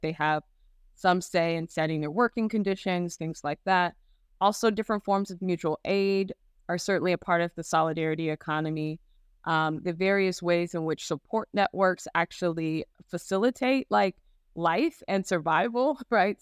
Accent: Gary, Indiana, United States; I had a very positive experience growing up in Gary

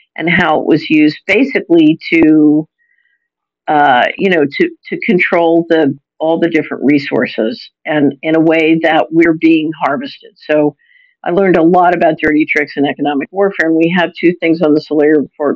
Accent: Philadelphia, Pennsylvania, United States; I'm an American. I grew up in Philadelphia

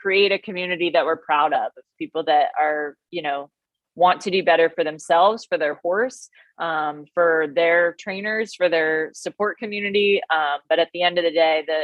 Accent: New Jersey, United States; now in North Carolina, United States; I'm Italian. So I'm an Italian from New Jersey

